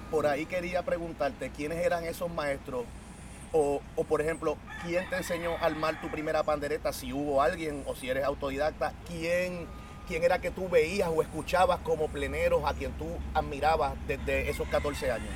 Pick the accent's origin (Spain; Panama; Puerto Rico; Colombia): Puerto Rico; San Juan; soy plenero y soy de Santurce.